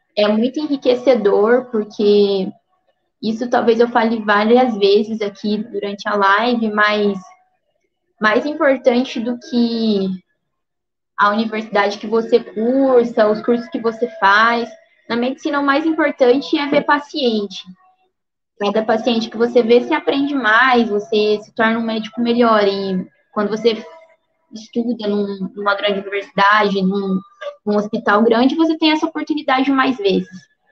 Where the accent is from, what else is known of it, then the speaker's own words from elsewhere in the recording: Alterosa, Minas Gerais, Brazil; eu sou de Alterosa, que é uma cidadezinha no sul de Minas, bem perto de Alfenas